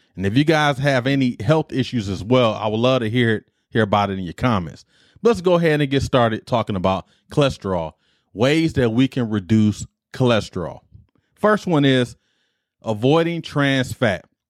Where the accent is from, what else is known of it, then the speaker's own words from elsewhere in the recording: Detroit, Michigan, United States; The Better Made Hots is a chip I grew up on in Detroit